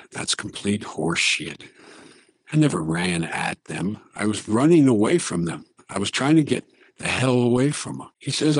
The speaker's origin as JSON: {"language": "English", "town": "Little Rock", "region": "Arkansas", "country": "United States", "tie": "born there", "said": "I was born in Little Rock, Arkansas."}